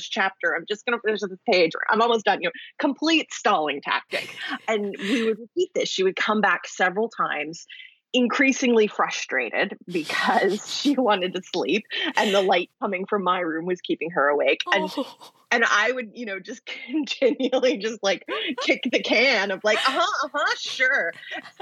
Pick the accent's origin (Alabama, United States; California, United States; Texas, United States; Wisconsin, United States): Texas, United States; Houston; also born or lived in New Jersey; I grew up in Houston, Texas, in the suburbs